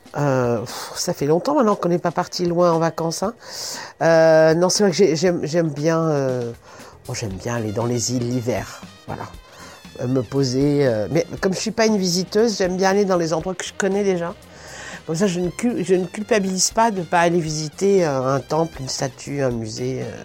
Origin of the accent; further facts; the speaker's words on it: Paris, Île-de-France, France; je suis parisienne, je suis née euh, à Paris dans le 14e, j'ai vécu dans le 10e